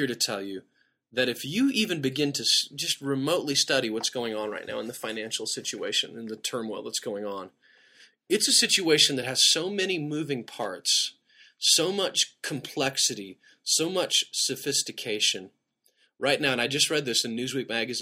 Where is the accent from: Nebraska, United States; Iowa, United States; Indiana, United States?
Nebraska, United States; I grew up in Nebraska